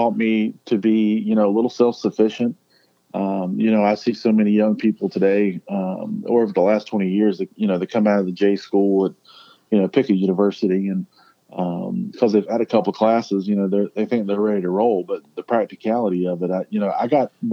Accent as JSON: {"language": "English", "town": "Richlands", "region": "North Carolina", "country": "United States", "tie": "born or raised there", "said": "I happened to be back in my hometown, near Jacksonville, North Carolina. I grew up in a little town, Richlands, North Carolina."}